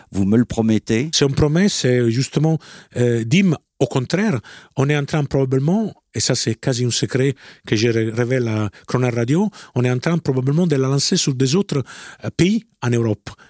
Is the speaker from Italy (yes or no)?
yes; Italy; French is a second language; moi je suis italien